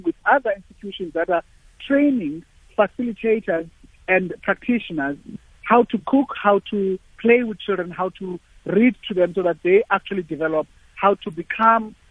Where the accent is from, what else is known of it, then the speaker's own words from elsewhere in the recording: South Africa; being a South African